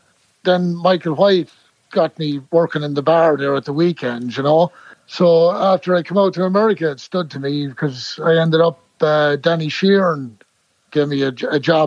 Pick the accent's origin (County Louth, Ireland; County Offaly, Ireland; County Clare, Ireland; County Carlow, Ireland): County Offaly, Ireland; Clara; accent: Clara; moved away as an adult; also born or lived in New York City; now in Lancaster, United States; growing up in the Green was great.